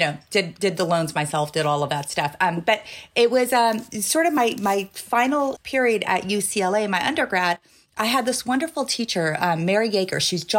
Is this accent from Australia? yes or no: no; Iran; born there; Yeah, so I was born in Iran. My parents are Iranian.